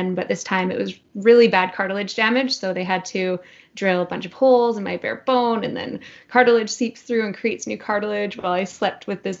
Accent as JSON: {"language": "English", "town": "Whistler", "region": "British Columbia", "country": "Canada", "tie": "born or raised there", "said": "I grew up in Whistler"}